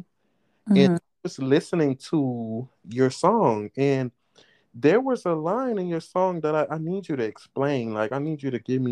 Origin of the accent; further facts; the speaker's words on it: Opa-locka, Florida, United States; moved away as an adult; now in Duluth, United States; I'm from Opa-locka. I lived in the bricks.